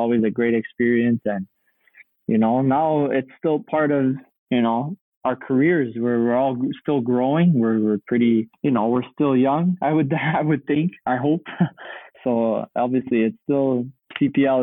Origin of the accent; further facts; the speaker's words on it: Canada; I played hockey a lot, obviously, you know, being in Canada